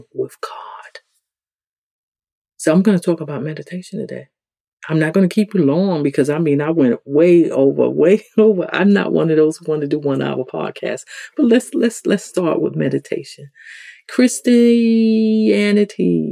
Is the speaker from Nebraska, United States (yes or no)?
no; New York City, New York, United States; accent: New York; If you come from the hood in the ghetto, like I come from the South Bronx